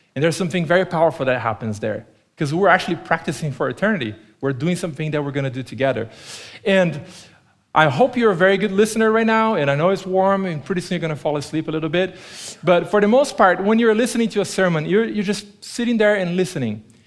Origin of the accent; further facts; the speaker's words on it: Brazil; first language Portuguese; English is a second language; moved away as an adult; now in Tempe, United States; growing up in Brazil, uh, when I was a kid